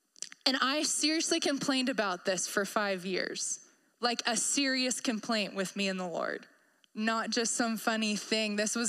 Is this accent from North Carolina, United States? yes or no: no; Maryland, United States; I came from Maryland. I came from the Chesapeake Bay. We have rivers everywhere.